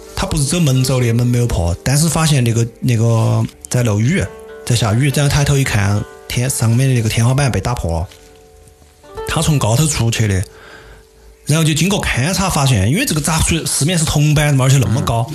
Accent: Sichuan, China; accent: Sichuanese; 我们四川话

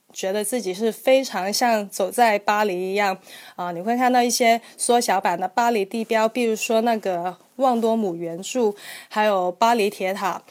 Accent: Guangzhou, Guangdong, China; accent: Hong Kong-style; first language Cantonese; Chinese is a second language; 我就是广州人，就是我母语，就是粤语，所以，呃，我普通话可能会说得有些港式一点

